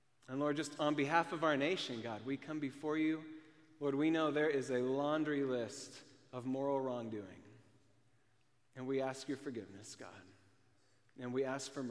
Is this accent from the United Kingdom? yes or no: no; Cashmere, Washington, United States; now in Minnesota, United States; I grew up in Kashmir